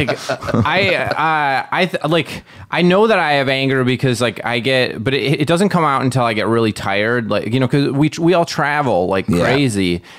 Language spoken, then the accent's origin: English; Wisconsin, United States; moved away; I'm from Wisconsin.